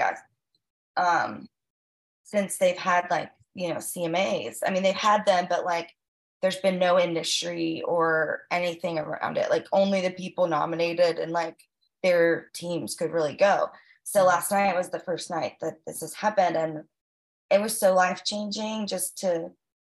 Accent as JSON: {"language": "English", "region": "Virginia", "country": "United States", "tie": "born or raised there", "also_born_or_lived": "Miami, Florida", "moved": "as an adult", "lives_now": "Nashville, United States", "said": "I grew up in Virginia. So from like 7 till 18 and hiked it to Nashville"}